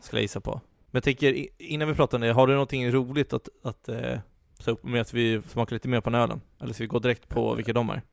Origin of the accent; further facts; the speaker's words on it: Stockholm, Stockholm County, Sweden; Vi stockholmare